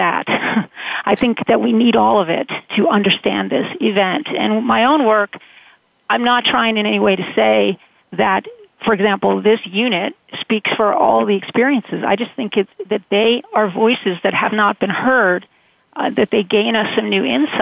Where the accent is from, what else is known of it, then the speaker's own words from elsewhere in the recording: Connecticut, United States; I am from Connecticut.